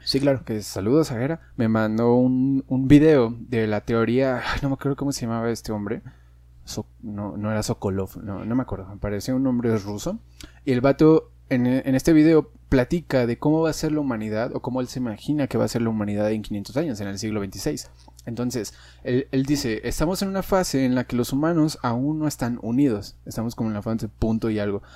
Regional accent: Mexico; no sé cómo identificarme incluso con, con los mexicanos

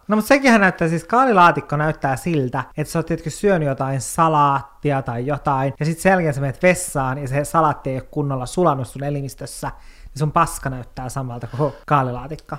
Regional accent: Kemijärvi, Lapland, Finland; mun lapsuuteen, niin Kemijärvellä meillä oli silleen semmoinen kasvimaa

